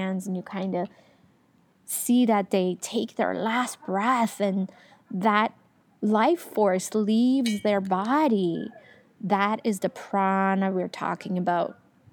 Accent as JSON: {"language": "English", "country": "Iran", "tie": "born or raised there", "moved": "as an adult", "lives_now": "Canada", "said": "I'm from Iran originally. I was born there. I lived there all throughout my teenagehood. And then I moved to Canada after"}